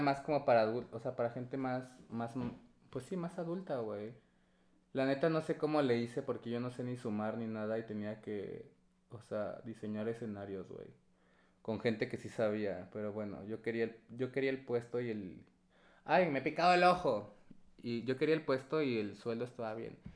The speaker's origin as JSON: {"language": "Spanish", "region": "Puebla", "country": "Mexico", "moved": "yes", "said": "Vengo de Puebla"}